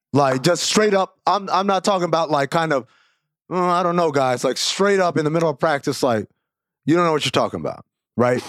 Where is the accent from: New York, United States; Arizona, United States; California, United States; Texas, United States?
New York, United States; I'm from New York. I grew up a huge Knicks fan